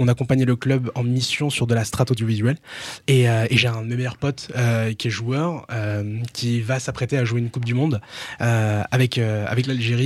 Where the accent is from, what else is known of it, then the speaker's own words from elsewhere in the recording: Reims, Grand Est, France; j'ai grandi à Reims, j'ai grandi dans un quartier à Reims